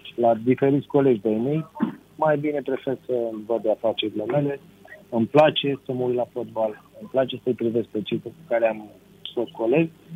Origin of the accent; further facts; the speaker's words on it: Romania; la noi în România